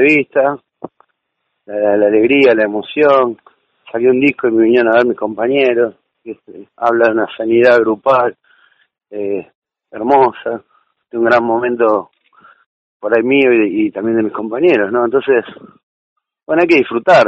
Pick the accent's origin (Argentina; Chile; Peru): Argentina; Buenos Aires Province; nosotros somos de provincia de Buenos Aires